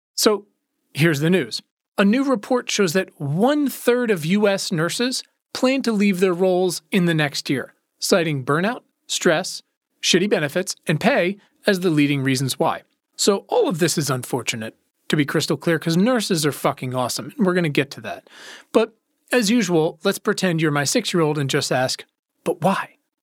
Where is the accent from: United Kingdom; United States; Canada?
United States; Virginia; my home state of Virginia